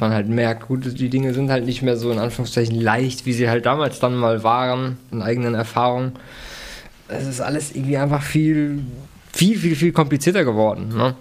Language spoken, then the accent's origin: German; Germany; als Deutscher